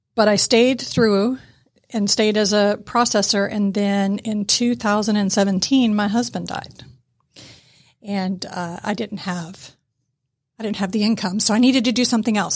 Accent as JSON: {"language": "English", "town": "Atlanta", "region": "Georgia", "country": "United States", "tie": "born or raised there", "said": "I grew up in East Cobb"}